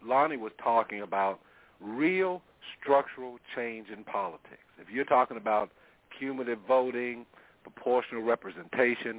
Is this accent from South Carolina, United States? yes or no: yes; South Carolina, United States; growing up in South Carolina